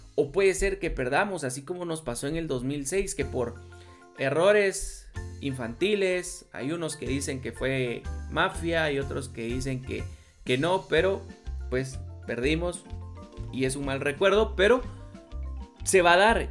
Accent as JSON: {"language": "Spanish", "country": "Guatemala"}